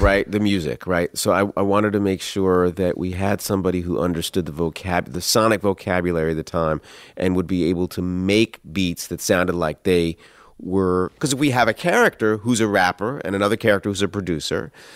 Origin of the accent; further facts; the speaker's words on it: Columbia, Maryland, United States; I grew up in Columbia, Maryland